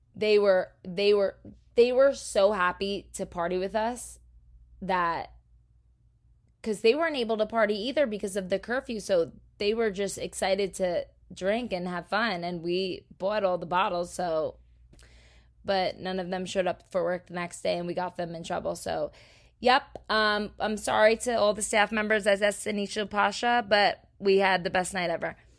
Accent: New Jersey, United States; that's just how we do in Jersey

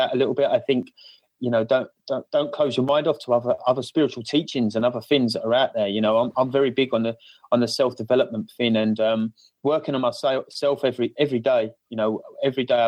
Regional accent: Essex, East of England, United Kingdom; accent: cockney Essex; my cockney Essex accent

